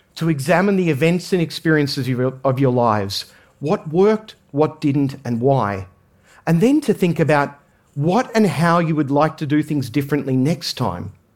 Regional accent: Australia; I grew up in Australia

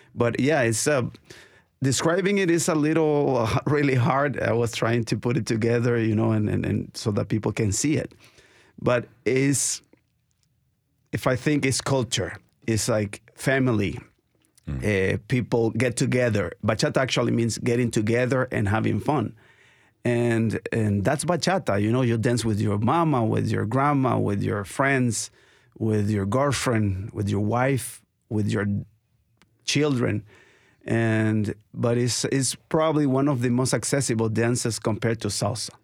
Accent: Nicaragua; now in Nashville, United States; I'm from Nicaragua

